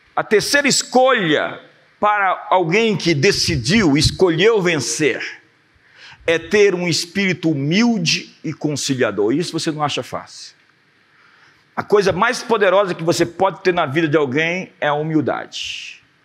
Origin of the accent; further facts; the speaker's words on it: Brazil; nós somos brasileiros